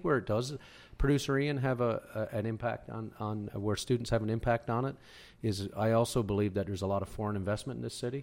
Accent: Whiteway, Newfoundland and Labrador, Canada; moved away as an adult; also born or lived in Windsor, Ontario; now in London, Ontario, Canada; I am originally from Newfoundland. I'm, uh, from a, the beautiful community of White Way and Trinity Bay, just this little tiny spot.

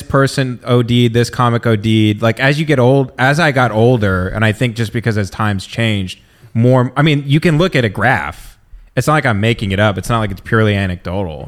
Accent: the South, United States; people that grew up in the South

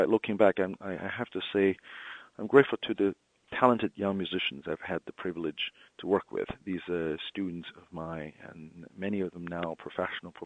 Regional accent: Beijing, China; moved away as an adult; also born or lived in Ann Arbor, Michigan; now in Delaware, United States; I was born and raised in Beijing, China, the capital of the Middle Kingdom.

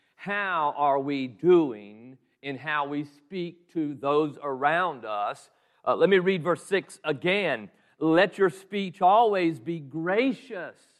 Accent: Southeast Georgia, United States; moved away as an adult; I was raised in Southeast Georgia

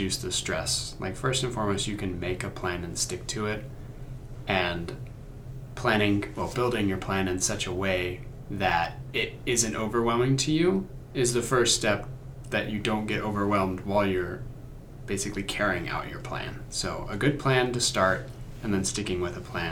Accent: Oklahoma, United States; I'm from Oklahoma.

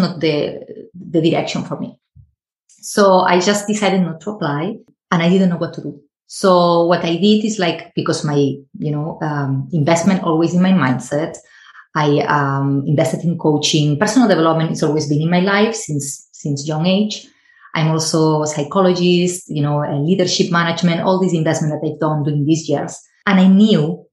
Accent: Spain; moved away; I am originally from Spain, so I started there.

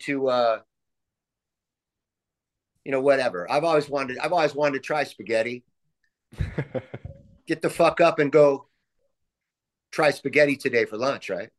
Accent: San Juan Capistrano, California, United States; I was raised in San Juan Capistrano

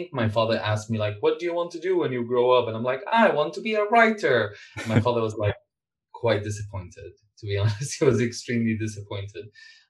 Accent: Damascus, Damascus Governorate, Syria; moved away as an adult; now in Canada; I was born in Damascus and I grew up in a house of... In a blue collar house, really.

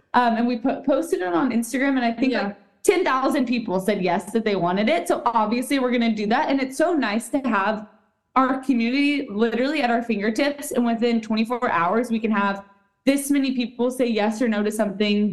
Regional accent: Austin, Texas, United States; my hometown, which is Austin, Texas.

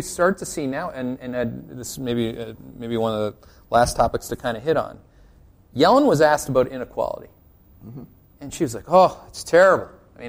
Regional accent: Canada; I'm Canadian.

